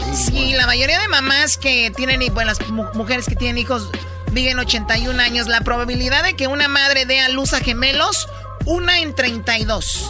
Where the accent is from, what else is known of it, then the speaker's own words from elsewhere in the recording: Jalisco, Mexico; yo soy de Jalisco